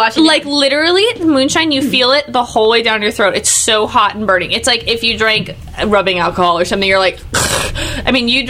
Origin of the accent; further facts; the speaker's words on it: California, United States; me being from California